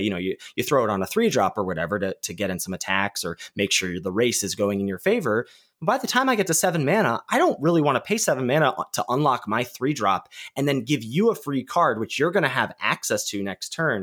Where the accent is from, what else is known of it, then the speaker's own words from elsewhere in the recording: Pittsburgh, Pennsylvania, United States; in my hometown